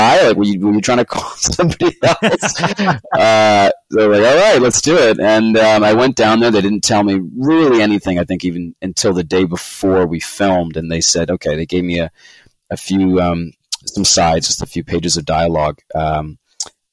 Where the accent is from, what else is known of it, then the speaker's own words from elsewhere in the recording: Vancouver, British Columbia, Canada; also born or lived in London, United Kingdom / Los Angeles, United States; I was born in London in the early 90s, and then my folks emigrated to Canada I think 93 or something like that, 92, 93. And so I was raised primarily here in Vancouver